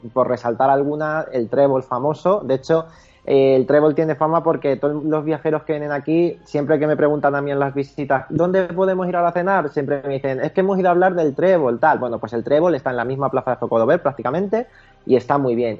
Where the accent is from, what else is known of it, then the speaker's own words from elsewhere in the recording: Toledo, Castilla-La Mancha, Spain; somos toledanos